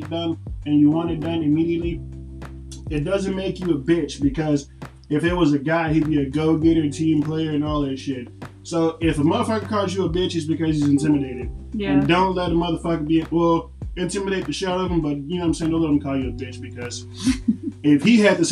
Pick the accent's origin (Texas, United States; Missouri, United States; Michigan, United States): Texas, United States; Pearland; I was born and raised in Pearland.